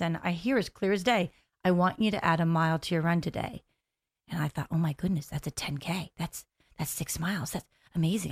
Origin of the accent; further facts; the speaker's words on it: United States; moved away as an adult; also born or lived in Delaware / Pennsylvania; now in Orlando, United States; Actually, I am from the Delaware, uh, Pennsylvania area. We moved to the Orlando area about five years ago.